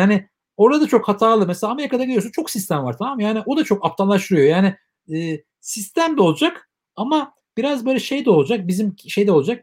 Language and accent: Turkish; Turkey